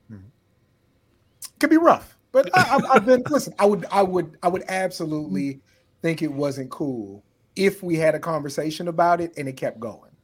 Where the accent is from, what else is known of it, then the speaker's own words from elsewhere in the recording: San Antonio, Texas, United States; I grew up in San Antonio, Texas